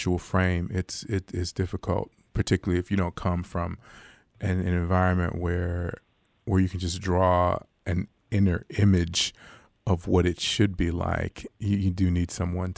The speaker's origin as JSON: {"language": "English", "town": "Los Angeles", "region": "California", "country": "United States", "tie": "born or raised there", "moved": "yes", "lives_now": "Fort Worth, United States", "said": "I'm from South Central Los Angeles. I grew up 83rd and Hoover, which is, kind of the core of what South"}